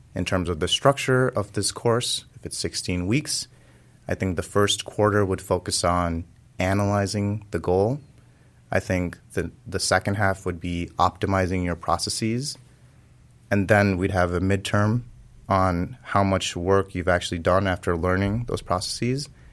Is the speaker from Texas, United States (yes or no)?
no; California, United States; I was growing up in California